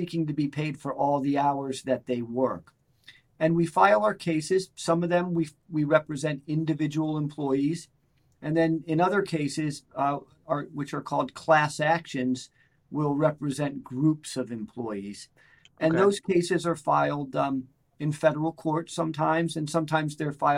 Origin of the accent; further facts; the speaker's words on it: Clarks Summit, Pennsylvania, United States; also born or lived in Philadelphia, Pennsylvania / New York City; I grew up in Clark Summit, Pennsylvania, okay. Which is just north of Scranton.